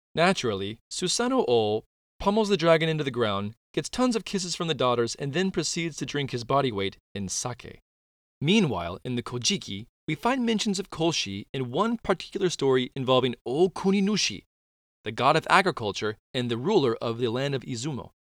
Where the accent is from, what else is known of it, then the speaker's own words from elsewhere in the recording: North Carolina, United States; North Carolina is my hometown